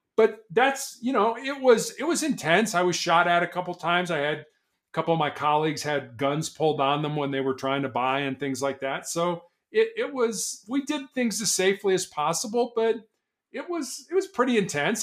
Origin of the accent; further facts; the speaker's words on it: Chicago, Illinois, United States; moved away; also born or lived in Charleston, South Carolina; born and raised in Chicago